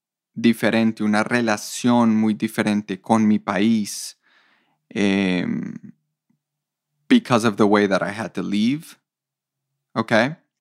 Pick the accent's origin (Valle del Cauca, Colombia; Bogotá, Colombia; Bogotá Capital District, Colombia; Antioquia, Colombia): Valle del Cauca, Colombia; Cali; moved away; I grew up in Cali, Colombia, and it was extremely violent when I was living there. It was like during the Cali cartel years, you know, so there was just murder and kidnappings.